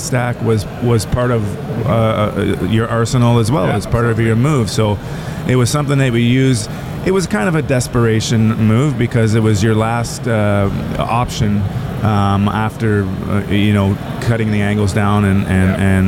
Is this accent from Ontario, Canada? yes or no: yes; Toronto, Ontario, Canada; I grew up in Toronto